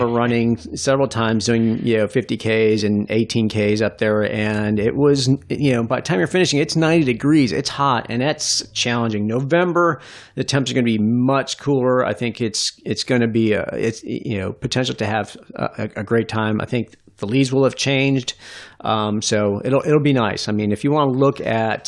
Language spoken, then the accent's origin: English; New York City, New York, United States; I grew up I was born in Queens, New York